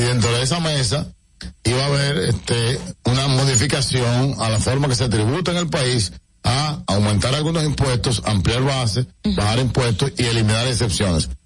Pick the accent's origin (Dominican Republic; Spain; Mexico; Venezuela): Dominican Republic; como dominicanos y dominicanas